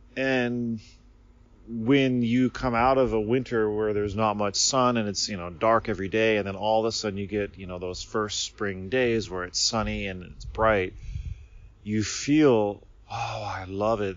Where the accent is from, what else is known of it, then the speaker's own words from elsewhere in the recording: United States; moved away as an adult; now in Japan; I grew up in America